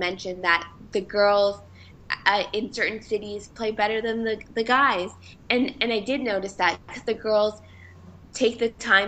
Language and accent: English; Markham, Ontario, Canada; moved away; I come from Markham, which is about 30 minutes without traffic outside of Toronto. And every time I go back home